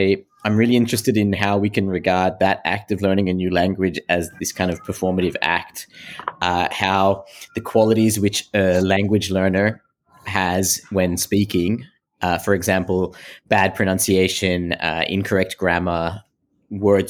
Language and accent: English; Australia; now in Antwerp, Belgium; I am originally from Australia, but my parents come from Sri Lanka. But I am now living in Antwerp in Belgium